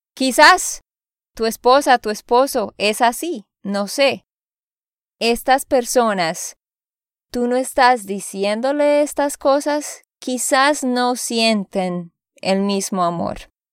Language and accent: Spanish; Santander, Colombia; de Santander, Colombia.